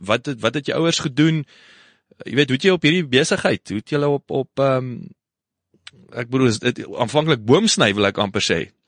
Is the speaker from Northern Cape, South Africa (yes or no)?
yes; Kenhardt, Northern Cape, South Africa; moved away; also born or lived in Worcester; ek is op Kenhardt gebore